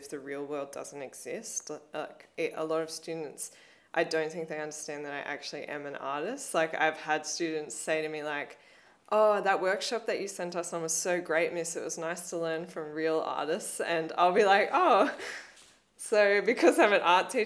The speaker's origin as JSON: {"language": "English", "area": "Blue Mountains", "region": "New South Wales", "country": "Australia", "tie": "born or raised there", "said": "growing up in the Blue Mountains"}